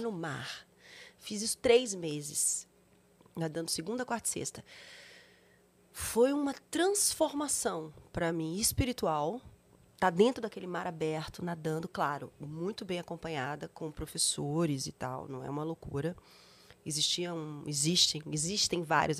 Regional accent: Bahia, Brazil; moved away; sou baiana

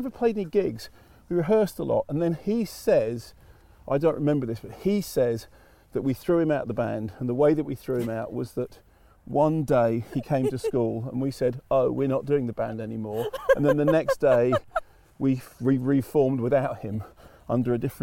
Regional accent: London, United Kingdom; moved away as an adult; also born or lived in Manchester / Barnet; now in New Forest, United Kingdom; I'm in North London, born and bred

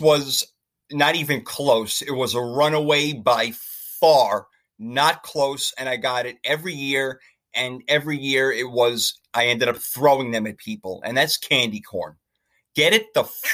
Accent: New York City, New York, United States; where I grew up in Brooklyn

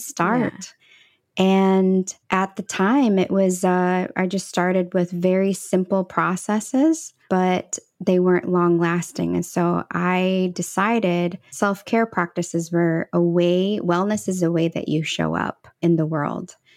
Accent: Midwest, United States; also born or lived in El Salvador; I was actually adopted from Central America, and she was, uh, raising me in the Midwest

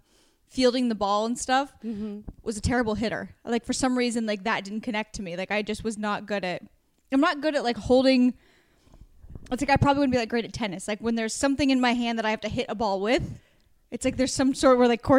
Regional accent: Warrenton, Oregon, United States; moved away; my town where I went to like high school, Warrenton had 3,000 people in it when I lived there.

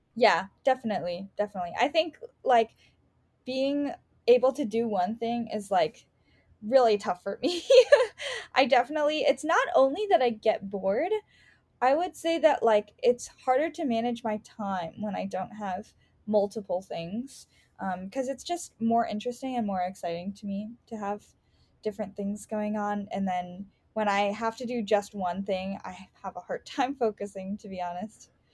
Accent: Chicago, Illinois, United States; I grew up in Rogers Park.

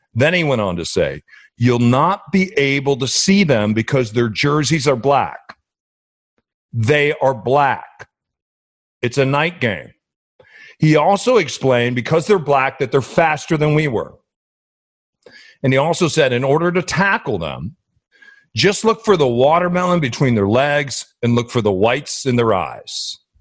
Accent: Midwest, United States; also born or lived in New Orleans; now in Seattle, United States; I was born in the Midwest

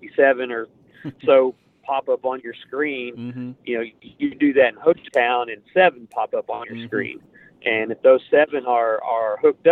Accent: Oklahoma, United States; I'm from Pushmataha County

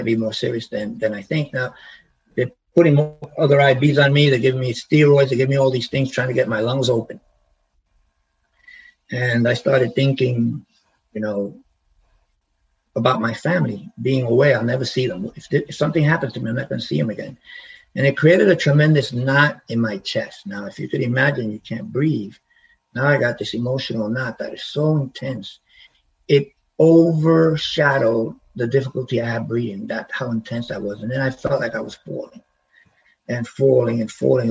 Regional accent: New York City, New York, United States; moved away; I grew up in the Bronx

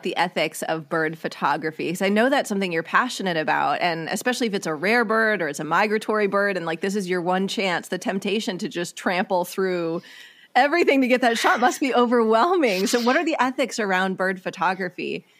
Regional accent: Midwest, United States; now in Southern California, United States; I'm a birder in Southern California, but I grew up in the Midwest.

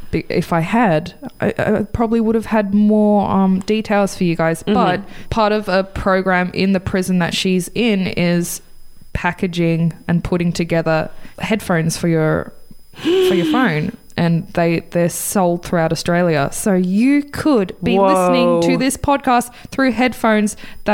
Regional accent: United States; because it's the 80s, and I'm American.

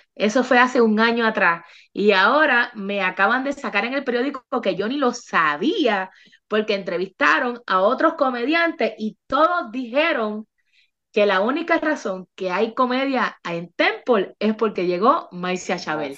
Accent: Bayamón, Puerto Rico; now in Texas, United States; Yo soy de Bayamón, este es mi pueblo, este es mi barrio

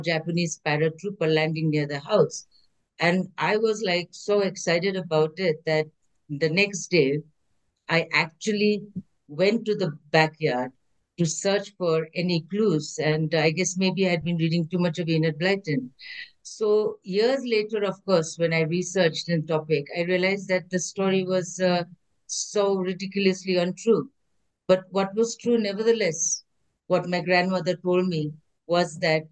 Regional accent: India; also born or lived in Malaysia; I was born in Malaysia, but at the age of 10, my mom brought me back to India

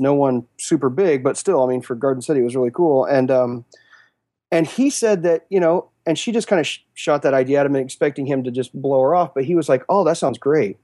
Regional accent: Western Kansas, United States; moved away as an adult; now in Kansas City, United States; growing up in Western Kansas

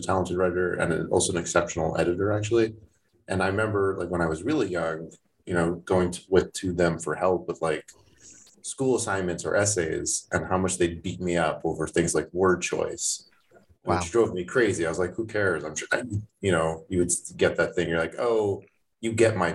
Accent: Toronto, Ontario, Canada; moved away; I grew up in Toronto, not in Thornhill

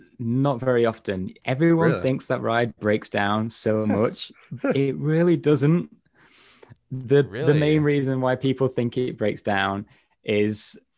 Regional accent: England, United Kingdom; I'm from like Northern England, well, a bit more North Midlands area. So my accent's not as stereotypical again

